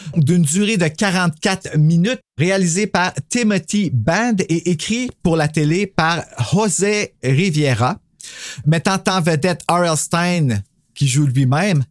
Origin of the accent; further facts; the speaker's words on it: Canada; nous, au Canada, quand on était jeunes